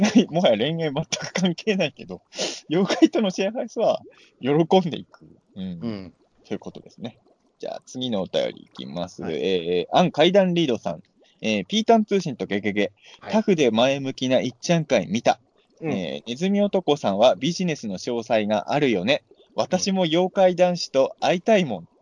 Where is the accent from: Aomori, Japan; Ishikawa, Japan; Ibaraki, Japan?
Ibaraki, Japan; 俺、俺、茨城県民だか分かんないけど